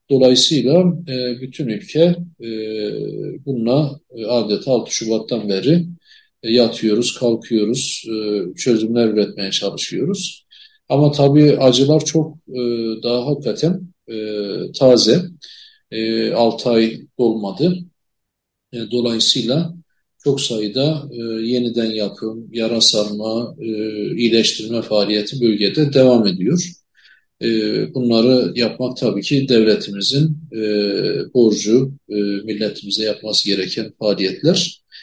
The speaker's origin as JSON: {"language": "Turkish", "town": "Elazığ", "region": "Elazığ Province", "country": "Turkey", "said": "Hatta ben Elazığlıyım. Elazığ'ı da biliyorum."}